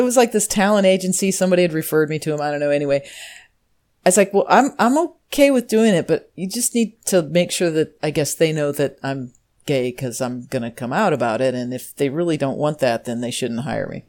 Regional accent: Normal, Illinois, United States; So I'm from Normal, Illinois. It's a real town.

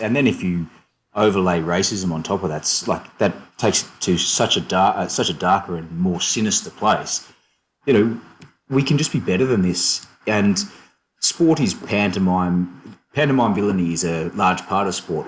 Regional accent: Australia; moved away as an adult; now in London, United Kingdom; moved out from Australia to the UK

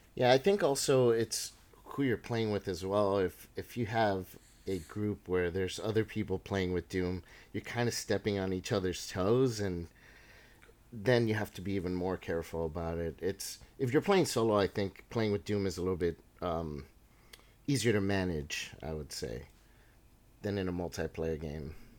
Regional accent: Panama; moved away; I grew up in, I, I was born in Panama

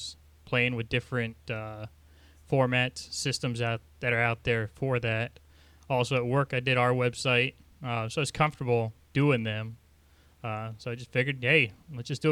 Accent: Nebraska, United States; moved away; also born or lived in southern New Jersey; Growing up in Nebraska

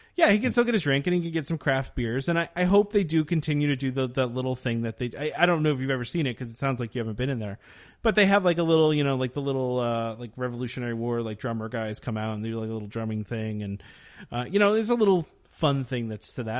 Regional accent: United States; as an American

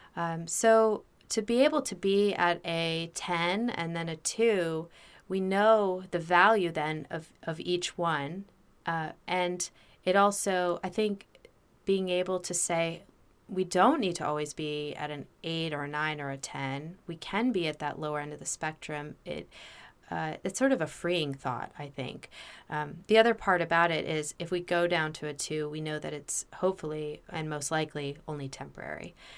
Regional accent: United States; also born or lived in New York / New Jersey / Bethesda, Maryland; I was born in New York. I grew up in New Jersey, and then in Bethesda, Maryland

